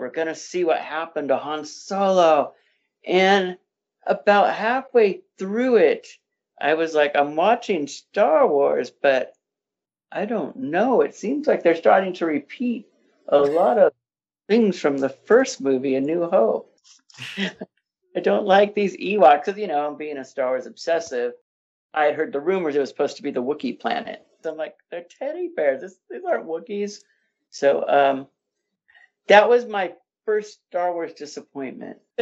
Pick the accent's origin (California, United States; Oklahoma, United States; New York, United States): California, United States; Inland Empire, Southern; I grew up in the Inland Empire region of, uh, Southern California